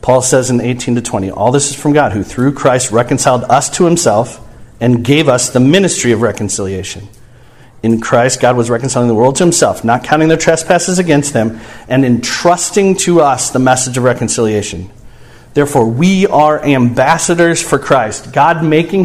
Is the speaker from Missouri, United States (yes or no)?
yes; St. Louis, Missouri, United States; I grew up in St. Louis